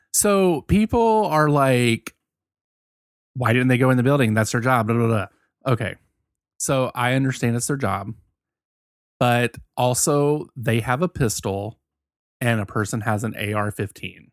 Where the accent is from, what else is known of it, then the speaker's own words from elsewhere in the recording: Virginia, United States; I'm from Virginia.